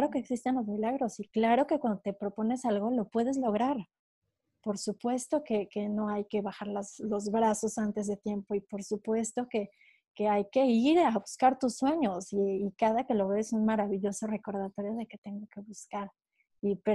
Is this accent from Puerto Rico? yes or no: no; Mexico; moved away as an adult; now in France; Yo soy mexicana, nací en México y llevo ya casi 12 años viviendo en Francia.